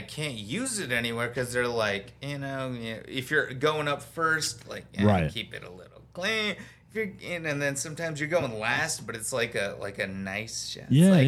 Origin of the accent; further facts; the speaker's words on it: Tucson, Arizona, United States; moved away as an adult; now in Los Angeles, United States; Originally from Tucson, Arizona